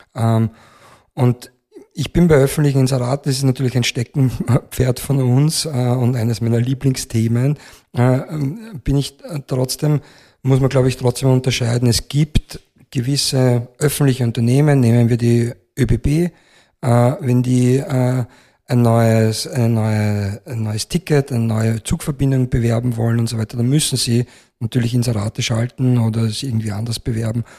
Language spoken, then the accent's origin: German; Austria; bei uns in Österreich